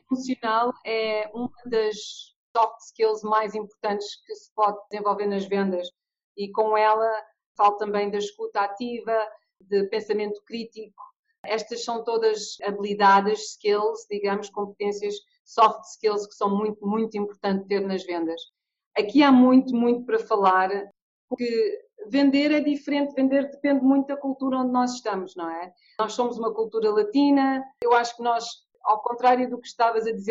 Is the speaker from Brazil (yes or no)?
no; England, United Kingdom; now in Portugal; eu quando digo, olha, eu venho da Inglaterra, eu ouço muitas pessoas dizerem, ah, os ingleses, os ingleses são muito frios